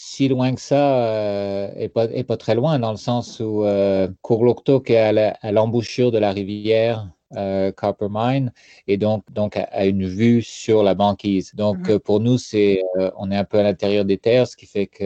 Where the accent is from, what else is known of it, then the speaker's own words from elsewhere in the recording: France; now in Canada; il y a quand même des, des froids, surtout venant de la France, c'est assez froid en hiver.